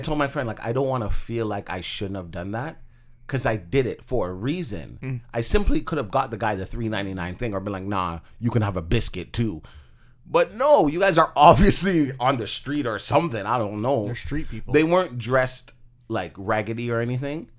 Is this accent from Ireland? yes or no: no; Toronto, Ontario, Canada; I grew up in Scarborough